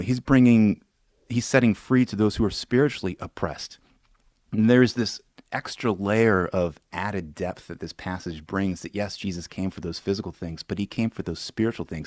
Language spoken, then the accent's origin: English; Williamsburg, Virginia, United States; my hometown is Williamsburg, Virginia